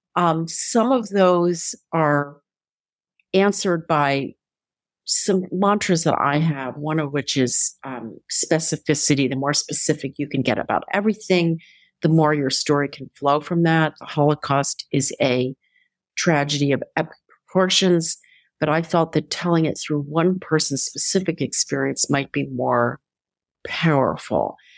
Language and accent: English; Philadelphia, Pennsylvania, United States; Philadelphia is my hometown